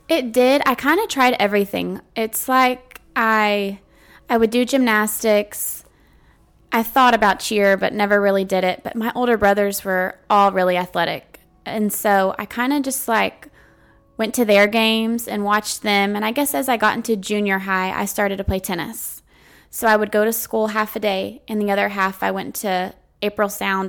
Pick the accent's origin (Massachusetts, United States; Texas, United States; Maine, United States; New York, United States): Texas, United States; Montgomery; now in Navasota, United States; I was raised in Montgomery, Texas, live in Navasota, Texas